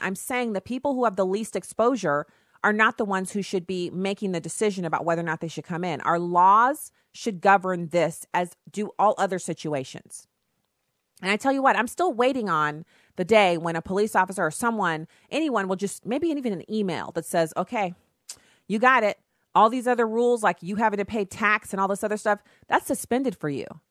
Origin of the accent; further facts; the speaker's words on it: United States; I'm an American citizen